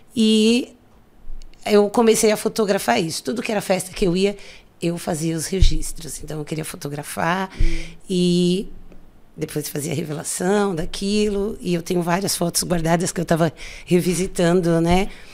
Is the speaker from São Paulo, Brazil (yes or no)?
yes; São Paulo, Brazil; moved away as an adult; also born or lived in Rio de Janeiro; eu sou nascida e criada aqui na região, ali do lado do shopping Campo Limpo